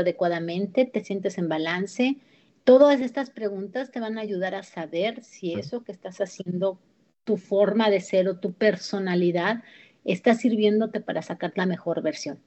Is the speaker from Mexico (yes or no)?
yes; Mexico; moved away; México, de donde yo soy